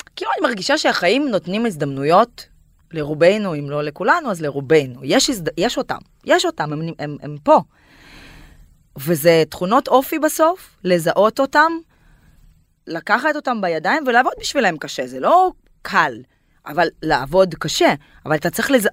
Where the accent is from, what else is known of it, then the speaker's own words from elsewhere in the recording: Kyrgyzstan; Hebrew is a second language; moved away as an adult; now in Tel Aviv, Israel; אני עליתי מקירגיסטן בגיל 19 ויש לי קצת מבטא